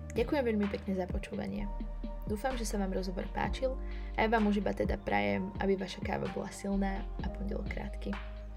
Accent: Handlová, Trenčín Region, Slovakia; ja pochádzam z Handlovej.

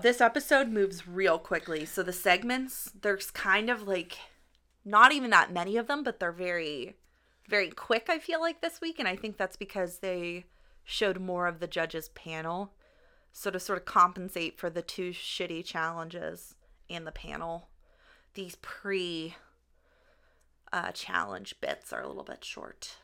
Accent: Pittsburgh, Pennsylvania, United States; we're from Pittsburgh

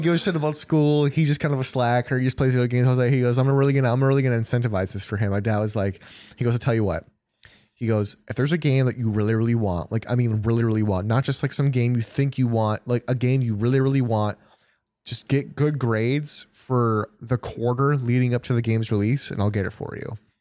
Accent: near Janesville, Wisconsin, United States

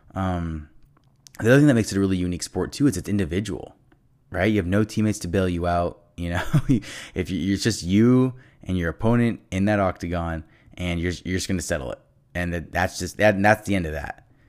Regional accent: Los Angeles, California, United States; I'm from Los Angeles

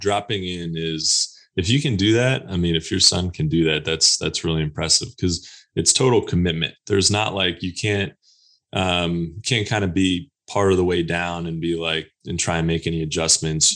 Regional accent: Pennsylvania, United States; also born or lived in Texas; now in North Carolina, United States; I'm originally from Pennsylvania and, uh, lived in Texas a little bit. And now I'm here in North Carolina

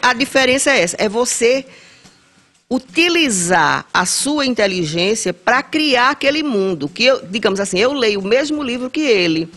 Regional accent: Brejo da Madre de Deus, Pernambuco, Brazil; also born or lived in Recife; now in Vitória de Santo Antão, Brazil; passei 12 anos lá. Cheguei antes de completar os dois anos

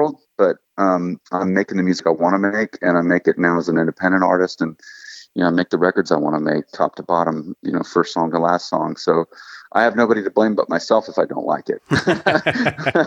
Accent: Texas, United States; now in Nashville, United States; I'm from Texas, although Nashville is home.

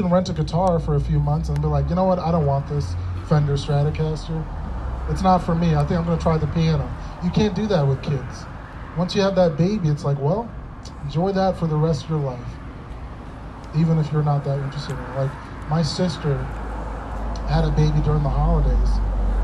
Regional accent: Minnesota, United States; I grew up in Minnesota

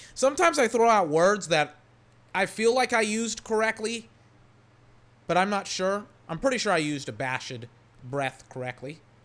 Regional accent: Weir, Texas, United States; also born or lived in Georgetown, Texas; I'm from Georgetown, Texas. Technically, I'm from Weir, Texas. I went to high school at Eastview, Texas.

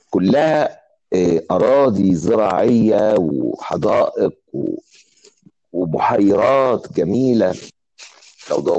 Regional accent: Cairo, Cairo Governorate, Egypt; انا اتولدت في القاهرة في رود الفرج

